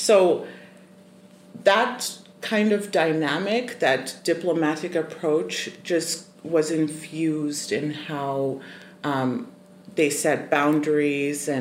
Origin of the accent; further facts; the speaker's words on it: Zimbabwe; I was born and raised in Zimbabwe